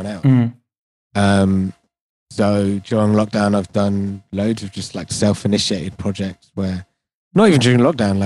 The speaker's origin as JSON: {"language": "English", "region": "London", "country": "United Kingdom", "tie": "born or raised there", "said": "I was born in London, but I'm Indian"}